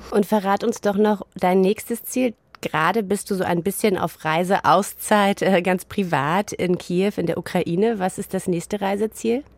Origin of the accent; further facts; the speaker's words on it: East Germany, Germany; In meiner Kindheit in der DDR